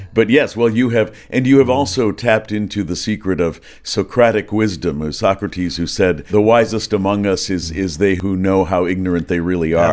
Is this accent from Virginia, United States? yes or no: no; Minnesota, United States; I grew up in Minnesota